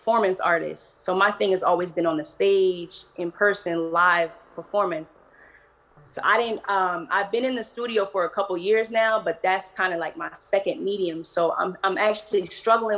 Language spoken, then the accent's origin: English; New Jersey, United States; also born or lived in Philadelphia; now in California, United States; I actually live out in California now, but I'm from New Jersey